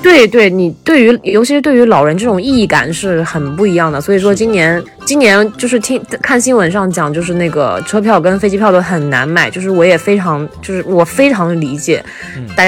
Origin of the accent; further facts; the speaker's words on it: Shanxi, China; 我是山西人，我是可能靠内陆一点